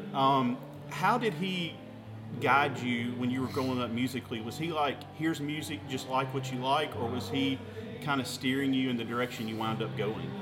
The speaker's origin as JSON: {"language": "English", "region": "Mississippi", "country": "United States", "tie": "born or raised there", "said": "my home state, Mississippi"}